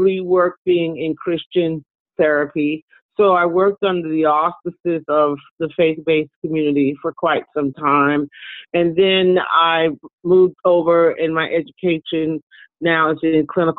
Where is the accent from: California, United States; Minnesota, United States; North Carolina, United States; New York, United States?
New York, United States; New York City; moved away as an adult; now in Atlanta, United States; I am originally from Brooklyn, New York